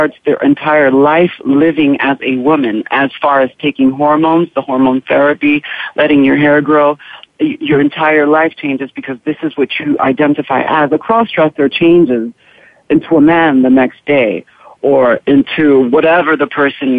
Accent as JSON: {"language": "English", "town": "New York City", "region": "New York", "country": "United States", "tie": "born or raised there", "moved": "as an adult", "said": "I was born and raised in Harlem, and I stayed there for a big part of my life"}